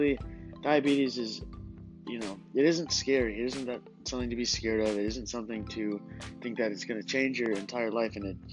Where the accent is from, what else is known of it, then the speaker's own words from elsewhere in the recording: California, United States; moved away; I'm originally from California